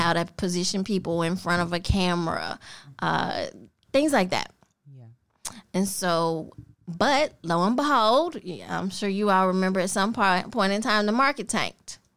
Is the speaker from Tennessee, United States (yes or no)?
yes; Memphis, Tennessee, United States; also born or lived in Millington, Tennessee / Kansas City, Missouri; grew up in this little neighborhood they called Atlantic